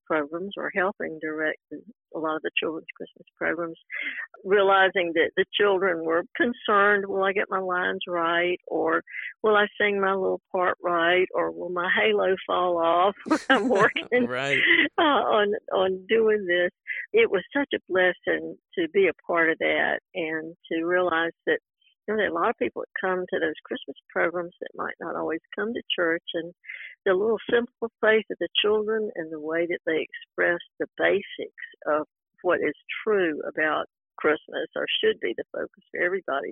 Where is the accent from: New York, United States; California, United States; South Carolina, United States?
South Carolina, United States; Greenville; now in Columbia, United States; I grew up in Greenville, South Carolina